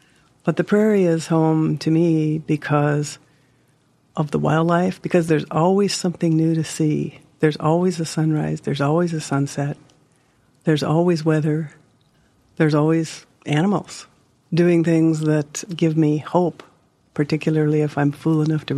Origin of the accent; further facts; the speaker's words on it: Hermosa, South Dakota, United States; I'm from Hermosa, South Dakota. Home to me is the prairie.